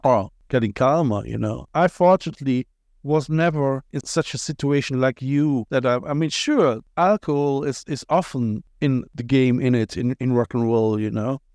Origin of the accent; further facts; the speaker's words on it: Cologne, North Rhine-Westphalia, Germany; accent: Kölsch, Cologne accent; first language German; English is a second language; moved away as an adult; now in Ireland; I'm from Cologne